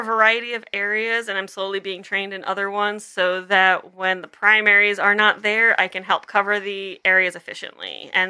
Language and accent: English; Long Island, New York, United States; I am from Long Island.